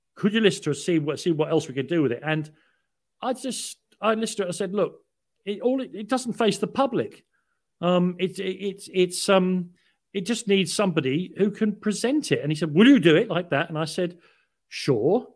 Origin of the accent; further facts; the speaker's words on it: London, United Kingdom; moved away; also born or lived in Paddington, London; I was born in Prague Street Hospital in Paddington, 'cause my father was a realman and worked at Paddington. Um, uh, but I was brought up in Islington